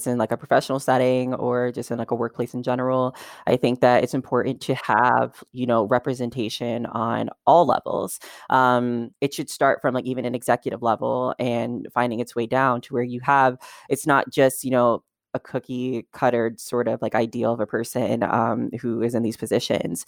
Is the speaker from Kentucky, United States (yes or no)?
yes; Kentucky, United States; now in Los Angeles, United States; I'm in Los Angeles now, but I grew up in Kentucky, which is considered more of like a southern state.